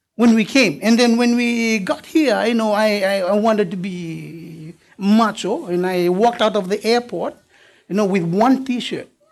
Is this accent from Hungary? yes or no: no; Fiji; I'm from Fiji